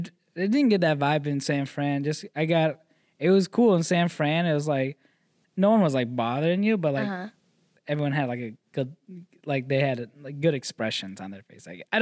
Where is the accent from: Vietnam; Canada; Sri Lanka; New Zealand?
Vietnam; born there; Like I'm one generation, like I was born in Vietnam.